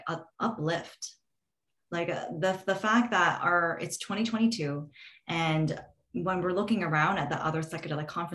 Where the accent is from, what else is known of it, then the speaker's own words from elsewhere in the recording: Canada; a lot of Canadians go down there to open up our PO boxes